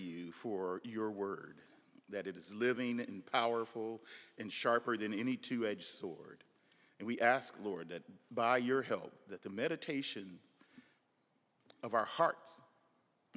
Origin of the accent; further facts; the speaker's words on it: Nebraska, United States; I'm from Nebraska. We have a different dialect